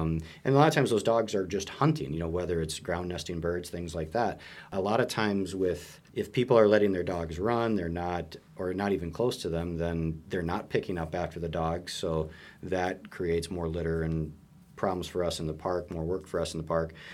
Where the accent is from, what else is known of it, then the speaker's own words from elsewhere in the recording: Minnesota, United States; moved away as an adult; also born or lived in Montana; I grew up in Minnesota